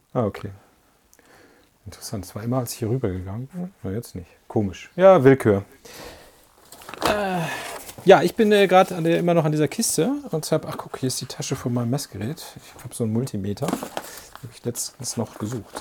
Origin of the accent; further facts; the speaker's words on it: Isernhagen, Lower Saxony, Germany; moved away; also born or lived in Göttingen; die kam ja aus meinem Heimatdorf. Äh, also ich komme ja aus Isernhagen